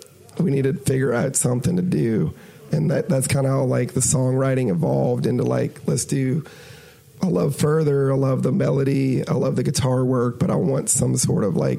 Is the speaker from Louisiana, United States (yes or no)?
yes; Louisiana, United States; now in Nashville, United States; Which, like, today, I live in Nashville now. The whole band does.